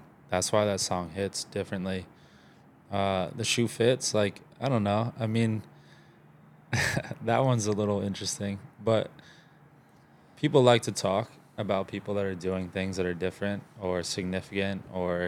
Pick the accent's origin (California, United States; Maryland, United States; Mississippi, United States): Maryland, United States; Baltimore; now in Texas, United States; I grew up in Baltimore. Like, I lived in the city, lived in the suburbs, split time between the two.